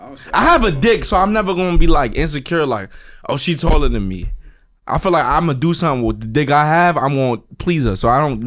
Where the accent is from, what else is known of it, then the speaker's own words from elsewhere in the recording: New York City, New York, United States; I'm from Harlem.